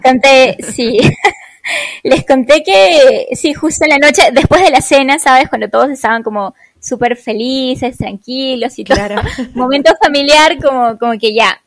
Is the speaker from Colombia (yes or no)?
no; Peru; moved away as an adult; salí de Perú hace seis años, casi seis años atrás